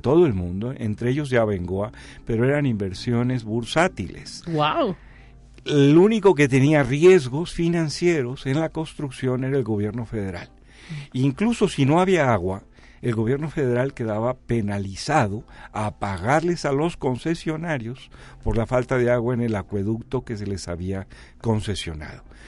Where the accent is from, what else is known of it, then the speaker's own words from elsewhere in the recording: Jalisco, Mexico; now in San Luis Potosí, Mexico; yo soy de Jalisco y afortunadamente estoy viviendo en San Luis